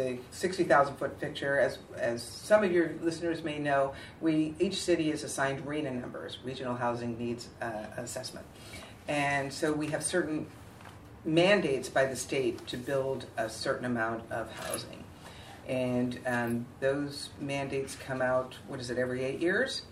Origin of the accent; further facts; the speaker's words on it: Daly City, California, United States; also born or lived in Millbrae, California; Well, I grew up in Daly City until seventh grade. And then we moved to Millbrae when I was in seventh grade